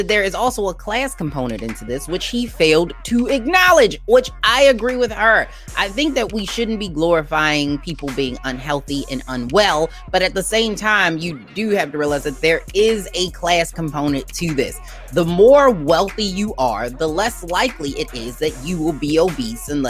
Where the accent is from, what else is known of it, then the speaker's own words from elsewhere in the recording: Baltimore, Maryland, United States; I grew up in Baltimore